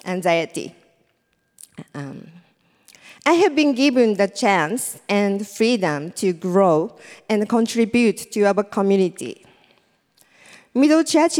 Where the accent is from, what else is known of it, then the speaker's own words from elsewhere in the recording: Japan; English is a second language; moved away as an adult; now in New York, United States; I'm from Japan. And I came to New York in 2011.